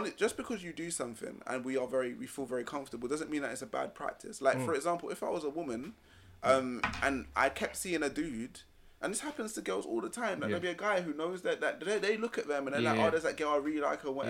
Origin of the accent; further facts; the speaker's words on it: London, United Kingdom; accent: London accent; I'm from London. My voice sounds like it's from London